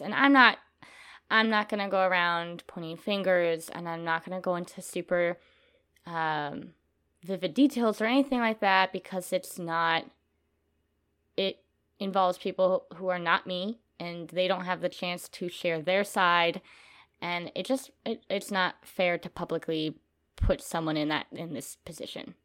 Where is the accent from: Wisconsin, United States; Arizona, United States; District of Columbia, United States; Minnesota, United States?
Minnesota, United States; moved away as an adult; now in Texas, United States; I am from Minnesota